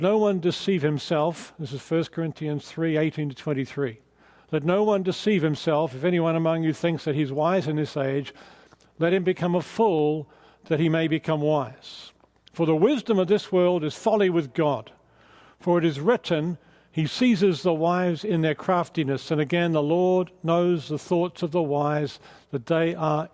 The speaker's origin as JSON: {"language": "English", "country": "Australia", "also_born_or_lived": "England", "moved": "as an adult", "lives_now": "Southern California, United States", "said": "my accent is not quite Californian yet, so I'm from Australia"}